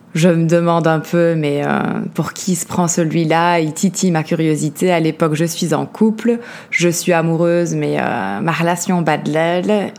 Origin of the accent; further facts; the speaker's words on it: Liège, Wallonia, Belgium; accent: Belgian; mon accent belge, donc je grandis en Belgique, à Liège comme je disais